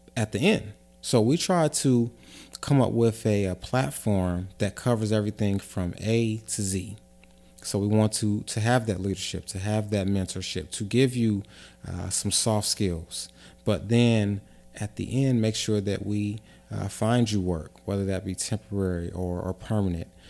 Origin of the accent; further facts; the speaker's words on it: Avondale, United States; I grew up in Avondale, um, was born and raised there